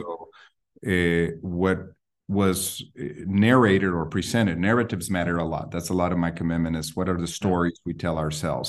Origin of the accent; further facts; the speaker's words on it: Guatemala City, Guatemala Department, Guatemala; now in Berkeley, United States; I grew up in Guatemala City